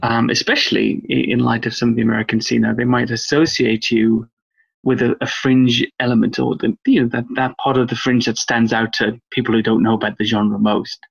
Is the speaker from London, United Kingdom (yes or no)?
no; Wales, United Kingdom; now in England; I grew up in Wales, come from an Irish English family, but I grew up in Wales